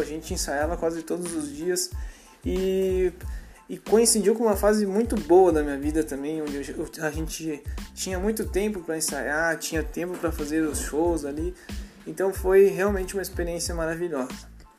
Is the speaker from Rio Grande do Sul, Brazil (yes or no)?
yes; Caxias do Sul, Rio Grande do Sul, Brazil; eu sou aqui de Caxias do Sul, Rio Grande do Sul